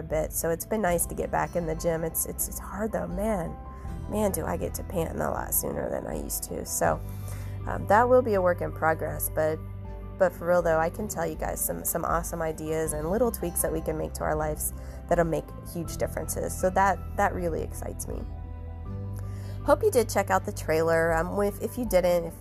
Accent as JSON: {"language": "English", "town": "Ottumwa", "region": "Iowa", "country": "United States", "tie": "born or raised there", "also_born_or_lived": "Gary, Indiana / Cedar Rapids, Iowa", "said": "I'm from a farm in southeastern Iowa. I went to, you know, all through school down there."}